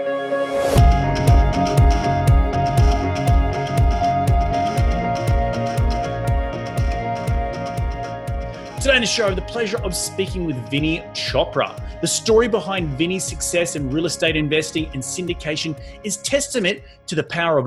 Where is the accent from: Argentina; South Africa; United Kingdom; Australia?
Australia; moved away as an adult; now in United States; being an Australian on the podcasting airways